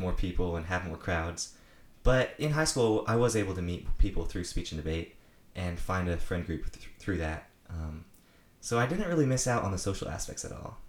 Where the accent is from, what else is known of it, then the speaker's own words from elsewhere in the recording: Apex, North Carolina, United States; I'm from Apex, North Carolina